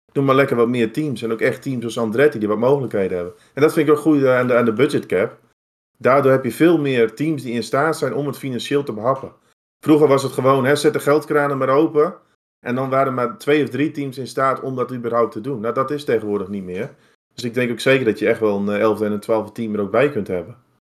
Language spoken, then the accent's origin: Dutch; Netherlands; ons als Nederlanders